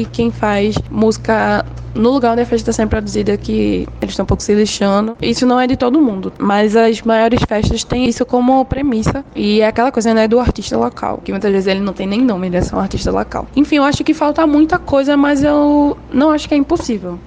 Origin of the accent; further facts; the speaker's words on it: Recife, Pernambuco, Brazil; Eu sou de Recife, Pernambuco